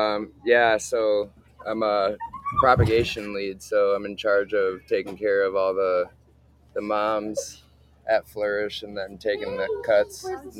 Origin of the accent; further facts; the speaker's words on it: Grand Rapids, Michigan, United States; I was born and raised in Grand Rapids.